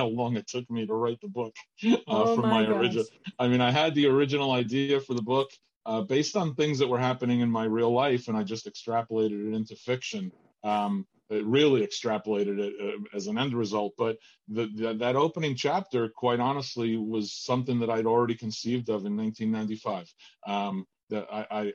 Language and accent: English; Argentina; moved away; also born or lived in New Jersey; I'm from Argentina originally